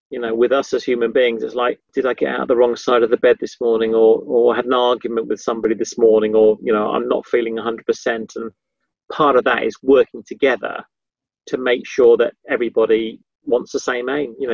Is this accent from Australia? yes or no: no; Yorkshire and the Humber, United Kingdom; also born or lived in Somerset / London; I was I was brought up in Yorkshire, and then we moved sort of down south to Somerset, and then we moved moved to London.